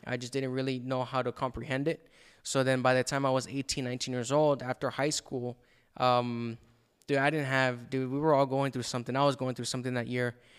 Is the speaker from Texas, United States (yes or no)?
yes; El Paso, Texas, United States; moved away as an adult; now in Dallas, United States; after high school, I moved from El Paso to Dallas